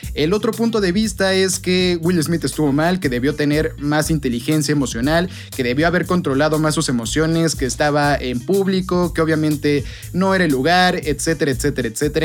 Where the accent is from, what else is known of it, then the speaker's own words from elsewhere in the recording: Mexico; como mexicano y como futbolista